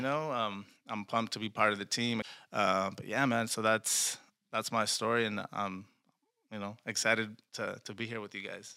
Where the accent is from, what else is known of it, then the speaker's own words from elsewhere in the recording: Reedley, California, United States; Born and raised in Reedley